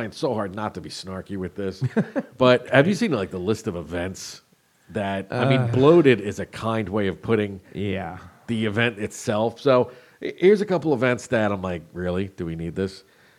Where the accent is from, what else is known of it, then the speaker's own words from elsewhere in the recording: Jersey Shore, New Jersey, United States; I grew up on the Jersey Shore